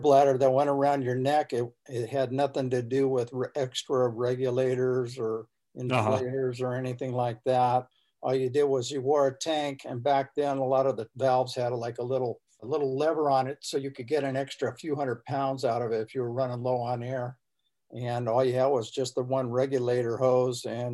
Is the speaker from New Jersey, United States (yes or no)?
no; Southern California, United States; now in Northern California, United States; I grew up here in California, Southern California, and then finally I'm a transplant and came up to Northern California